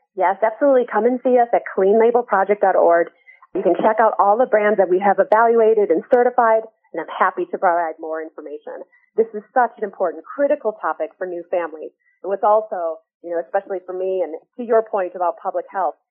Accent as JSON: {"language": "English", "region": "northern Michigan", "country": "United States", "tie": "born or raised there", "said": "I grew up in Michigan, northern Michigan actually"}